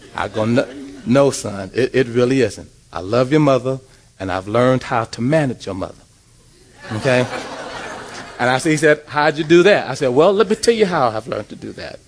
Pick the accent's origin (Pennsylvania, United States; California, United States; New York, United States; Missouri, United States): California, United States; Los Angeles; also born or lived in Pomona; I grew up in South Central Los Angeles uh, uh, in a housing project called Nickerson Gardens